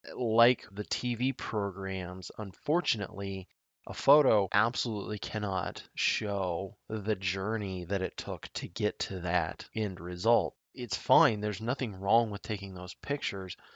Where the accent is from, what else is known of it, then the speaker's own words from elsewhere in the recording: Nebraska, United States; my home state of Nebraska